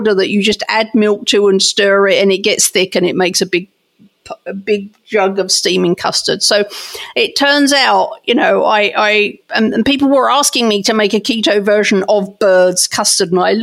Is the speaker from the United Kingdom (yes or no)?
yes; England, United Kingdom; moved away; I grew up in England